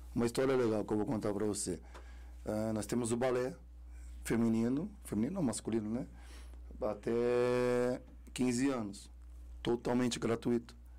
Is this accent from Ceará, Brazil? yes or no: no; Carapicuíba, São Paulo, Brazil; eu também vim da Cob 5 lá de Carapicuíba